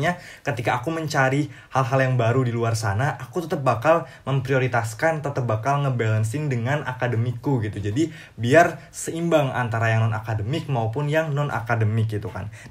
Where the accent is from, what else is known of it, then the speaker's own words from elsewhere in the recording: Lampung, Indonesia; now in Bogor, Indonesia; aku berasal dari daerah Lampung, Lampung dan saat ini lagi stay di Bogor.